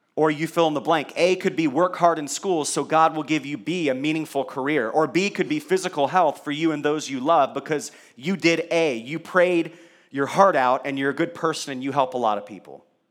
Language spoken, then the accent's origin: English; Kentucky, United States; I was born in Kentucky